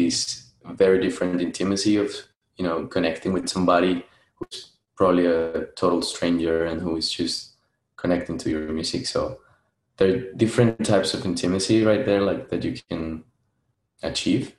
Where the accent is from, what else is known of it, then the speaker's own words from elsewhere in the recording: Bogotá, Bogotá Capital District, Colombia; moved away as an adult; now in Melbourne, Australia; I come from Colombia. I'm from a town in the south of Bogota. Not town, like a suburb.